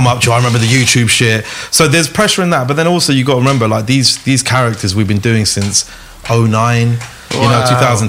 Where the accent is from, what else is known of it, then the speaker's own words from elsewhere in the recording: London, United Kingdom; We're just kids from London